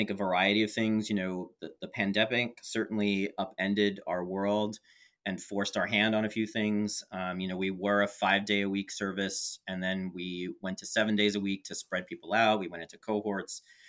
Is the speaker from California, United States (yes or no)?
no; New York, United States; also born or lived in San Francisco; now in Portland, United States; Coming from New York, I grew up in the New York metro area, and then spending 4 years living in San Francisco